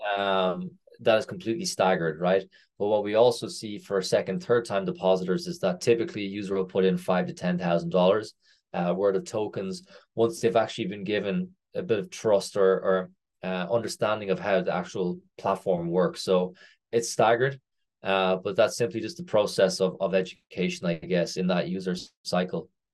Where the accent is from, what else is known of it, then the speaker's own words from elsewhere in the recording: Ireland; moved away as an adult; also born or lived in North America; I am Irish. Uh, I have not lived in Ireland for nearly ten years now. So after university, I first finished university in Ireland